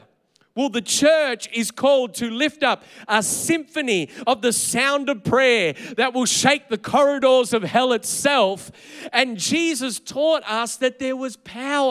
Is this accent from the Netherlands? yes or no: no; Australia